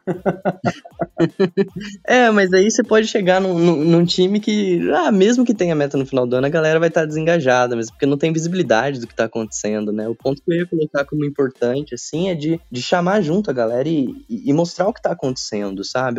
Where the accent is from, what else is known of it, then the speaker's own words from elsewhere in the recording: Caçapava, São Paulo, Brazil; moved away as an adult; also born or lived in south of Minas Gerais; Sou da cidade de Caçapava, interior de São Paulo